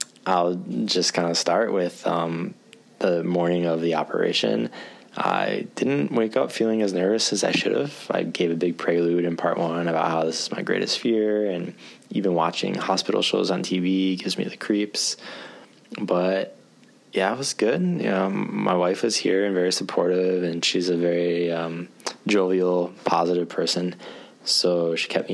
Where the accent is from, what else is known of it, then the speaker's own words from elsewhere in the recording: Michigan, United States; moved away as an adult; now in Japan; Michigan, actually, my home state